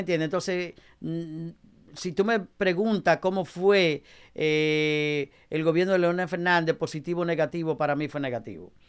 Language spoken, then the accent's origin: Spanish; Dominican Republic; now in United States